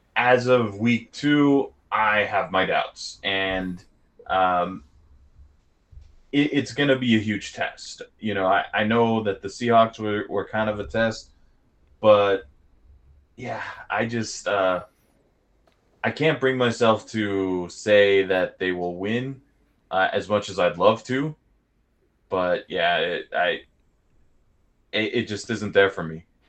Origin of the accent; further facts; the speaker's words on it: Southern California, United States; growing up in SoCal